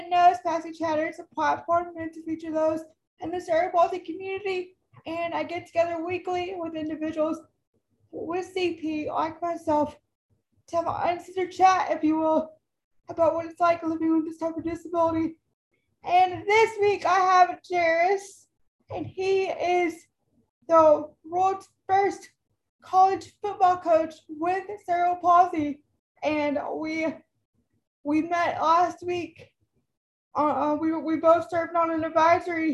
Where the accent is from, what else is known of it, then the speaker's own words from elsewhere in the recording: Texas, United States; I'm from Texas, and the town that I grew up in, which I moved back home